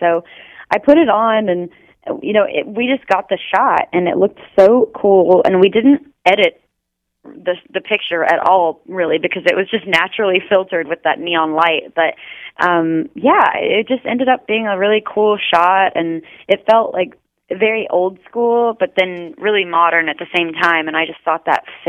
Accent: Texas, United States; I'm from Texas.

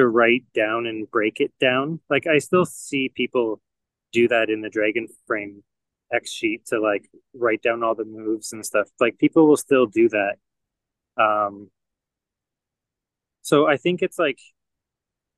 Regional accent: Canada; moved away as an adult; now in United States; I'm Canadian

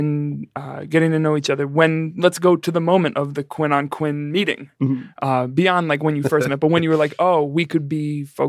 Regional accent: New York City, New York, United States; moved away; also born or lived in Iowa; we were in college in Iowa. Damon's from here, but I'm from the Bronx originally.

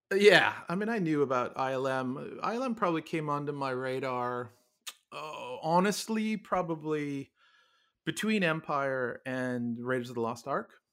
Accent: Toronto, Ontario, Canada; moved away as an adult; also born or lived in Montreal / Ottawa / New Zealand / California; born, born and raised in Toronto and went to university in Montreal.

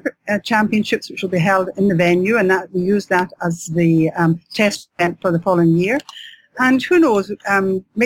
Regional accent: Scotland, United Kingdom; accent: Scottish; I'm Scottish, as you'll know by my accent

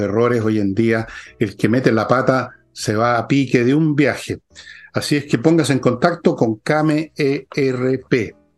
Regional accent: Chile; así somos los chilenos

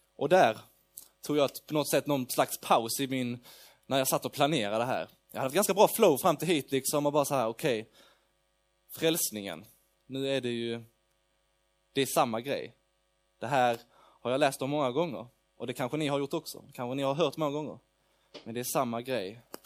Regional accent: Lund, Skåne, Sweden; jag kommer från Lund. Eh, jag bor i Lund

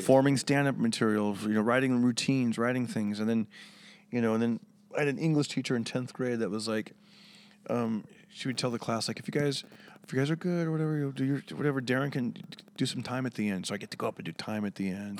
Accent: Fresno, California, United States; also born or lived in San Jose, California; now in Los Angeles, United States; Central California, Fresno, California. And, uh, yes, I grew up there

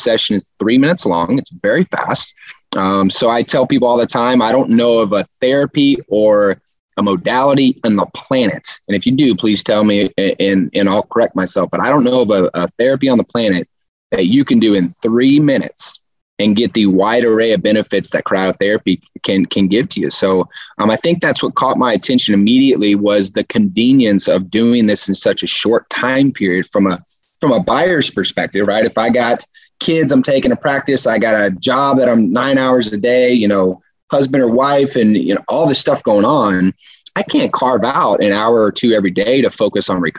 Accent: Houston, Texas, United States; I'm from Houston

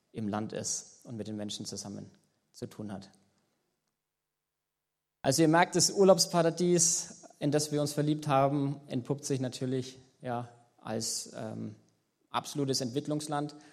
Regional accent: Germany; now in Madagascar; Während wir als Deutsche eher äh, zu den Top 10 der reichsten zählen, ist hier eben genau das Gegenteil der Fall.

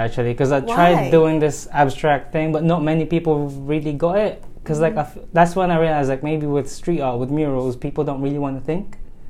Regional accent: Philippines; accent: British; moved away as an adult; also born or lived in England; now in New York, United States; growing up in the Philippines, you'd watch anime and stuff.

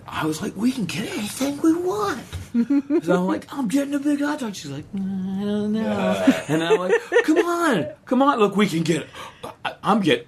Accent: Texas, United States; I'm from Texas

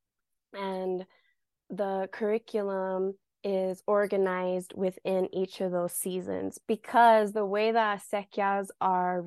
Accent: New Mexico, United States; I am from New Mexico for as long as my family remembers, on both sides, my father's and mother's side. This is the land that I know

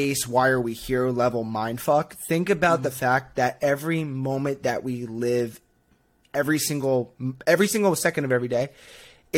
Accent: Northeast, United States; now in Boston, United States; born and raised in the Northeast, live up in Boston, have not left yet

